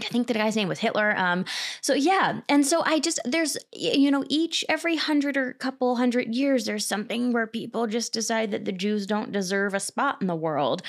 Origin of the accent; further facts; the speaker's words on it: Cherry Hill, New Jersey, United States; I'm from Cherry Hill, New Jersey, which is twenty, thirty minutes east of Philadelphia.